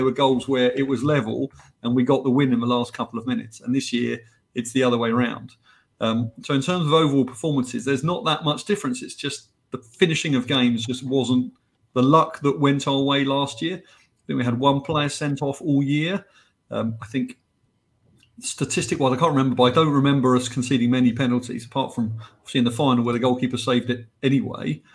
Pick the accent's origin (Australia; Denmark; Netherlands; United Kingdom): United Kingdom; England; accent: English; now in United States; as you can tell from my accent and from my nickname, I'm English.